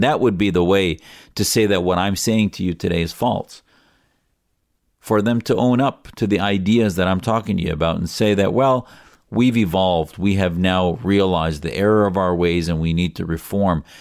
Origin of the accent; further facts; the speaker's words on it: United States; as an American